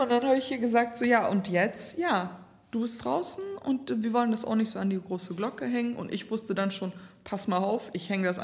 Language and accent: German; Bremen, Germany; Ich hatte immer Songs von meiner Menstruation bis ne, Sexualität bis ne, Gröpeling, wo ich aufgewachsen bin.